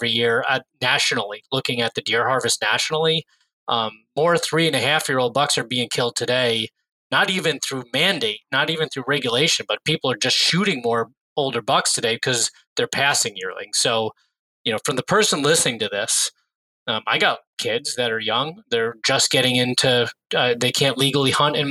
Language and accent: English; New York, United States; I grew up in New York State